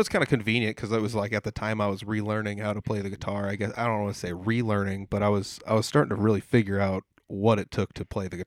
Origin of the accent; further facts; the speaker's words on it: Des Moines, Iowa, United States; I'm from Des Moines.